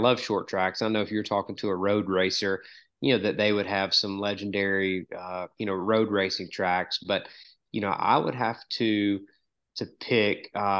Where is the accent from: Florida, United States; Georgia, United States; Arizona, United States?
Georgia, United States; I grew up in the South